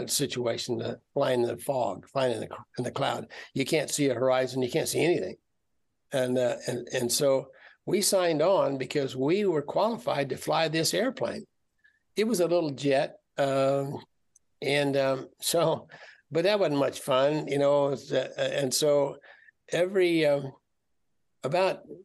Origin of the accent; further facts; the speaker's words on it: Kansas, United States; moved away as an adult; I was from Kansas. I was from the middle of the United States and had never seen the ocean